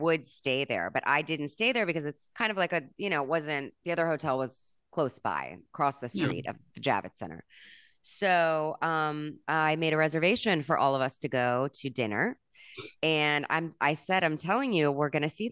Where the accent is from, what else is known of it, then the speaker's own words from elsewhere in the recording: Miami, Florida, United States; I'm from Miami